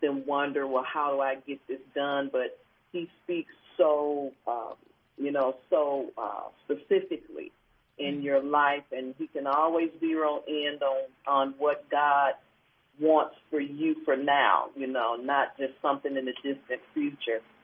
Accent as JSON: {"language": "English", "town": "Cleveland", "region": "Ohio", "country": "United States", "said": "I am originally from Cleveland, Ohio, and still in Cleveland."}